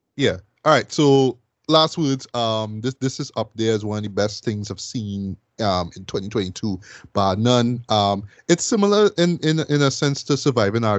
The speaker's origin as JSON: {"language": "English", "country": "Trinidad & Tobago", "tie": "born or raised there", "said": "I'm from Trinidad"}